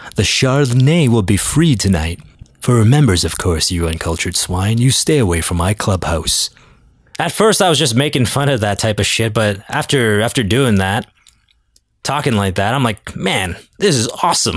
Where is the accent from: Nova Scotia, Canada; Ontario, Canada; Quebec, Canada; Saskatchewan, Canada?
Ontario, Canada; Toronto; I'm from Toronto